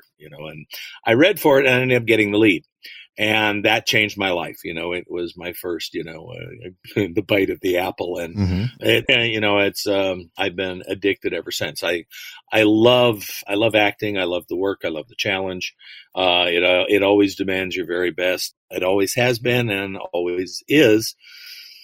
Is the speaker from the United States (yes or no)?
no; London, Ontario, Canada; moved away as an adult; also born or lived in Los Angeles area, California (born); I grew up in London, Ontario. I was born here, but family moved up there, and you know, I went all the way through public and high school